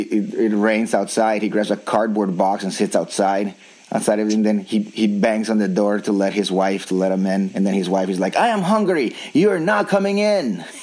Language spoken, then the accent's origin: English; United States; I realized, as I have many other times, that I'm too American for them, because these are like all Colombians that just got here probably.